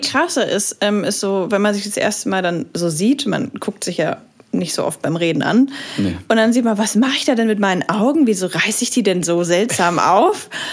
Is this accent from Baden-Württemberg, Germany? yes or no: no; Nuremberg, Bavaria, Germany; moved away; ich komme aus Nürnberg